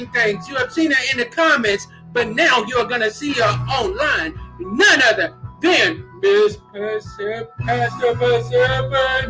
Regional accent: Kentucky, United States; my hometown, Kentucky

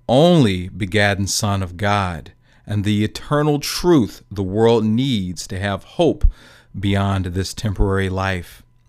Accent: Gary, Indiana, United States; growing up in Gary, Indiana

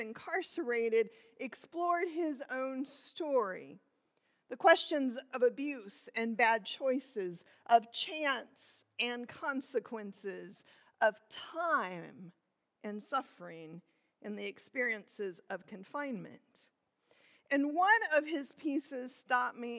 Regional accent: Illinois, United States; I grew up in Illinois

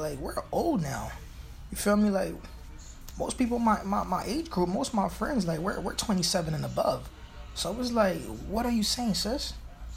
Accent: New York City, New York, United States; I'm from Brooklyn. I'm from Flatbush

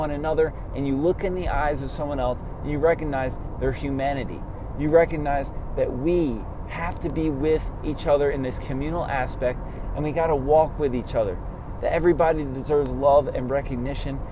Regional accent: Germantown, New York, United States; also born or lived in Albany, New York; growing up in Germantown, New York, and then shortly after college in Albany

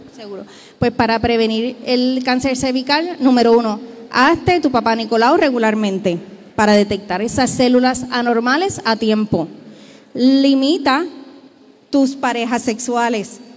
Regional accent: Puerto Rico; Somos un pueblo puertorriqueño

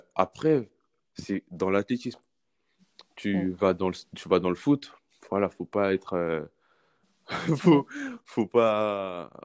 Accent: France; on est français mais on a mmh nos, origines, origine euh, origines, en fait, de notre mmh pays, de nos parents

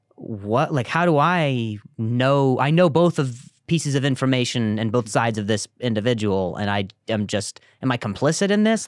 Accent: Las Vegas, Nevada, United States; moved away as an adult; also born or lived in Indiana; I grew up in, uh, Vegas after

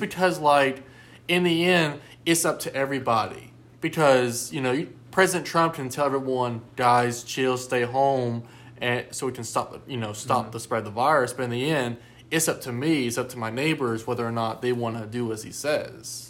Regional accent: United States; as a person that lives here in the United States, as an American citizen

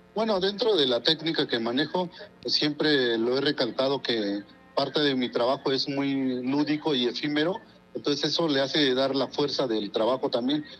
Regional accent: Oaxaca, Mexico; first language Mazatec; Spanish is a second language; mi lengua materna, que es el mazateco

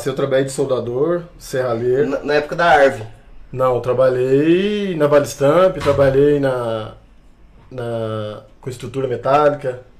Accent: Cambuí, Minas Gerais, Brazil; sou daqui da cidade de Cambuí mesmo.

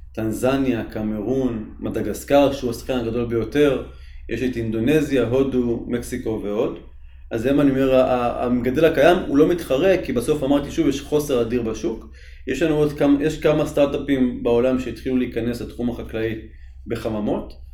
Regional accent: Tzippori, Northern District, Israel; אני גדלתי במושב ציפורי

